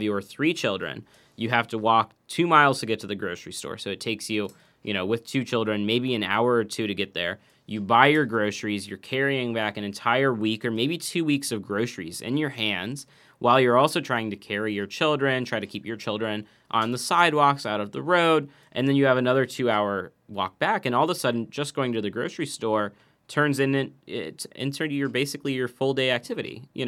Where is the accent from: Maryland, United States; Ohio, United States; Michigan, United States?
Ohio, United States; Yellow Springs; I actually remember very distinctly, I grew up in Yellow Springs and clearly a different situation